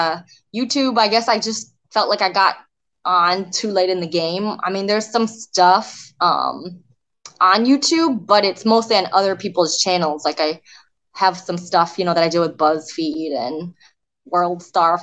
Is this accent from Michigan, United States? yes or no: yes; Michigan, United States; also born or lived in South Korea; I grew up in Michigan and grew up in a very white, suburban, wholesome neighborhood.